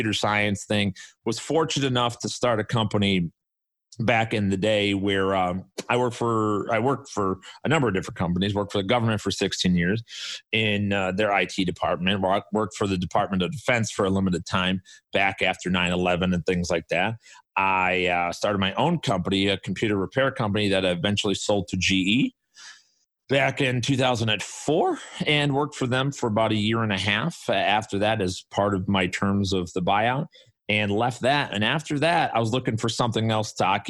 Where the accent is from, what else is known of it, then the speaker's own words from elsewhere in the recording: Chicago, Illinois, United States; guys you've probably never heard from that I grew up with on the South Side